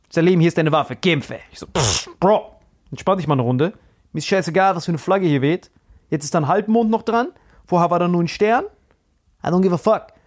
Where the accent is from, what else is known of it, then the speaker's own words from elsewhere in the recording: Nador, Oriental, Morocco; So, ich bin Nador, wenn irgendwann Algerien da einfällt, ey, ich als Marokkaner kann mich ja perfekt identifizieren.